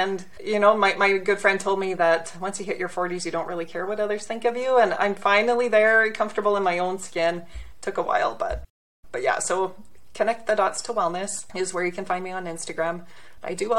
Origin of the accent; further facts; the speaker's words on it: Southern Alberta, Canada; I'm from Southern Alberta, actually. Okay. So it's a lovely, lovely spot. You know, we're in a city, about 100,000 people, but 1 hour west, we're in the Rocky Mountains. And I took that for granted growing up